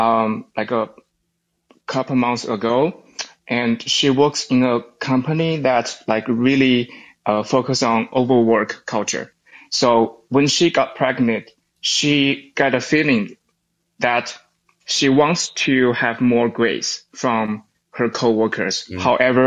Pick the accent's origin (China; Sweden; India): China; now in United States; we were born and raised in China, and now we are living and working in the United States.